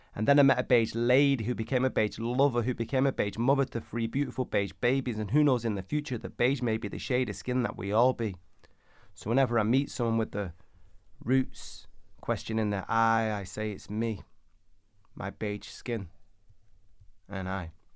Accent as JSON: {"language": "English", "town": "Manchester", "region": "North West England", "country": "United Kingdom", "tie": "born or raised there", "said": "I grew up in 1980s Manchester"}